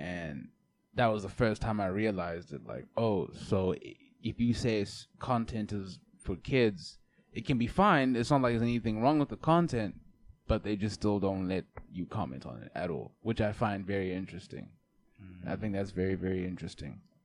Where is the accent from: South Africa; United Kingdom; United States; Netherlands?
South Africa; being South African